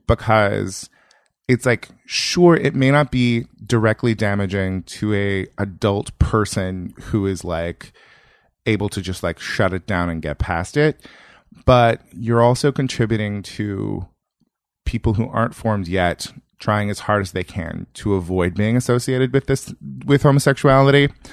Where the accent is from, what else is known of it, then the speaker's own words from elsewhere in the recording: Yuba City, California, United States; moved away; also born or lived in Berkeley / New York; I grew up in rural Northern California, like an hour north of Sacramento